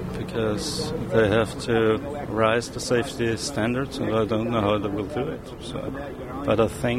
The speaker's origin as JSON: {"language": "English", "region": "Vienna", "country": "Austria", "said": "from Vienna."}